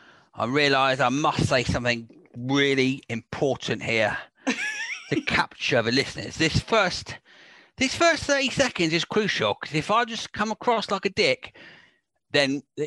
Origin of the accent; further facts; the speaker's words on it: Isle of Wight, South East England, United Kingdom; moved away; also born or lived in Norfolk / Wales / London; So I was born in Norfolk, and I moved to Wales when I was 2, and then to the Isle of Wight when I was 6.